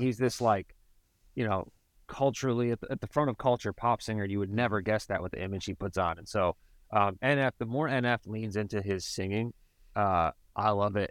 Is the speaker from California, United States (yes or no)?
no; Cleveland, Ohio, United States; moved away; I'm originally from Cleveland